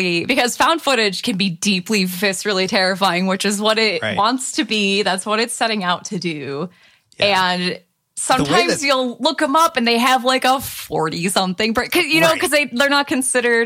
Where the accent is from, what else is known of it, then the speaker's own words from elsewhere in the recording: Michigan, United States; I'm from Michigan